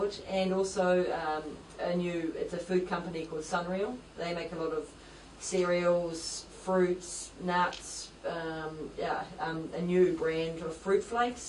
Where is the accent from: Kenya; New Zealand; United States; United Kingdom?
New Zealand; proud of being a New Zealander